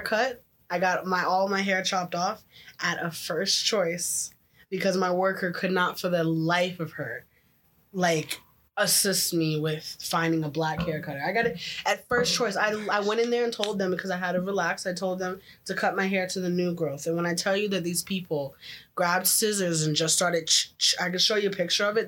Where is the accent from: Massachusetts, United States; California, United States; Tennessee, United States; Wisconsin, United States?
Tennessee, United States; Memphis; now in Oakville, Canada; I came from the hood, the ghetto. I was from Memphis